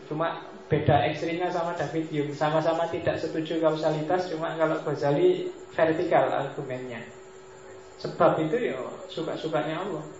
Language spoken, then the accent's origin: Indonesian; Mojokerto, East Java, Indonesia; di tempat saya, saya aslinya Mojokerto, zaman saya kecil itu orang sakit apapun datanya ke mantri